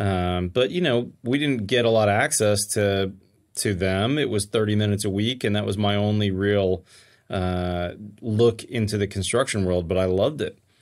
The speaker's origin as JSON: {"language": "English", "town": "Pittsburgh", "region": "Pennsylvania", "country": "United States", "tie": "born or raised there", "moved": "yes", "lives_now": "Texas, United States", "said": "I grew up in Pittsburgh, Pennsylvania"}